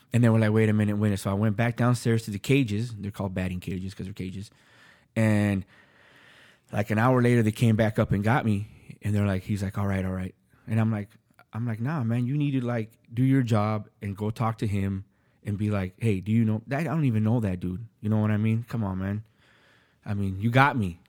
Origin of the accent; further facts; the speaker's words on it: California, United States; I'm from California